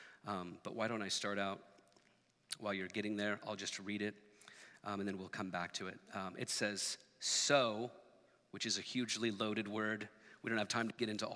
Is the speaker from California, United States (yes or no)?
no; Portland, Oregon, United States; I grew up here in Portland